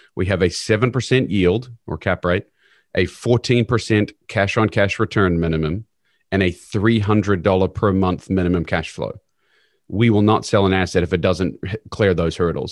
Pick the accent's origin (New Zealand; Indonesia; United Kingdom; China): New Zealand; moved away as an adult; now in Kansas City, United States; I'm originally from New Zealand, but came over here to go to university